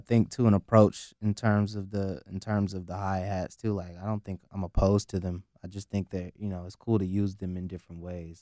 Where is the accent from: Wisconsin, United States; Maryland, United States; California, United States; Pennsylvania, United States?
California, United States; the Bay Area; growing up in the Bay